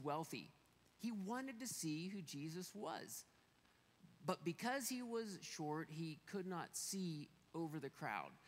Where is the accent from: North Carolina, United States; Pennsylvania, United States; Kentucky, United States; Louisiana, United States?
Pennsylvania, United States; now in Colorado, United States; we are from Pennsylvania where the mountains aren't quite so big